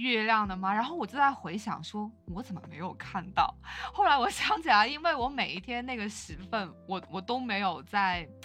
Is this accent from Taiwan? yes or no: no; China; 他知道我是中国人之后